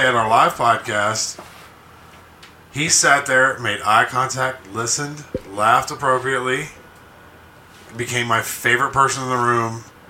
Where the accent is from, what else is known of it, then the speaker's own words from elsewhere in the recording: Alabama, United States; because we grew up in Alabama.